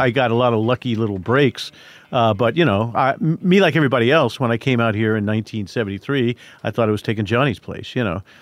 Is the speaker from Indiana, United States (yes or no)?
yes; Indiana, United States; I grew up in Indiana.